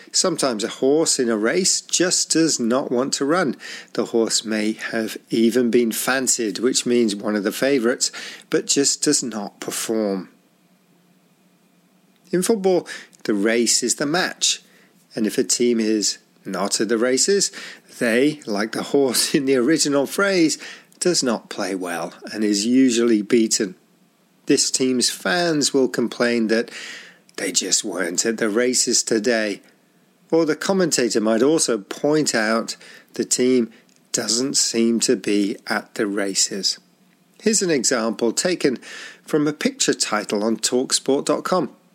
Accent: Zaragoza, Aragon, Spain; English is a second language; I'm from Zaragoza and I'm a Real Zaragoza supporter

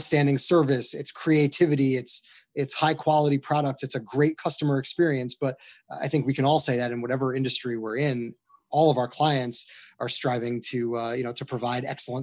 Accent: New York, United States; my hometown in New York

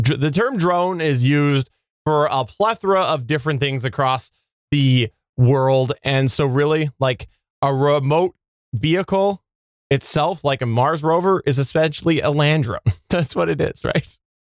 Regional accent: Canada; I'm Canadian

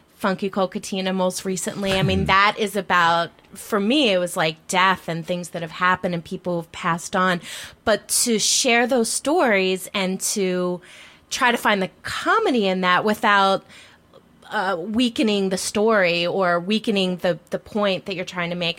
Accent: Philadelphia, Pennsylvania, United States; I'm from Philadelphia

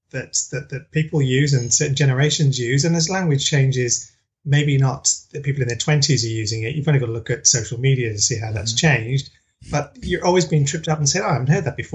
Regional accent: England, United Kingdom; I'm originally from the UK and and, and I feel like I'm a bit of a, a mongrel. So I'm half Welsh, half Irish, born in England.

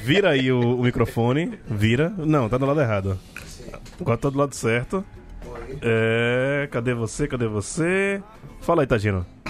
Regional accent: Jaboatão dos Guararapes, Pernambuco, Brazil; Candeias, que é o melhor lugar do mundo, minha terra natal

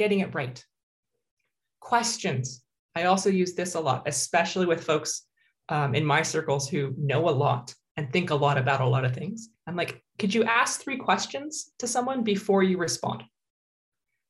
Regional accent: United States; now in Canada; I grew up in the States

